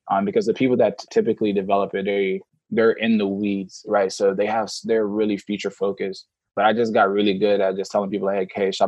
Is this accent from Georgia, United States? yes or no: yes; Atlanta, Georgia, United States; also born or lived in Senegal; I grew up in Senegal, West Africa. Oh wow! I, moved, I moved to America when I was about five years old. I moved straight to Atlanta with my two older brothers and two older sisters, youngest in my family.